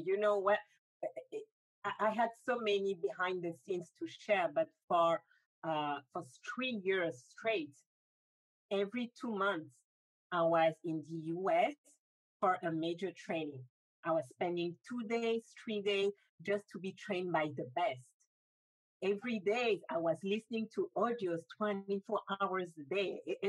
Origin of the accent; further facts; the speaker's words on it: Benin; also born or lived in Africa; now in Paris, France; because I'm originally from Benin, I grew up in 6 different countries before moving to Paris.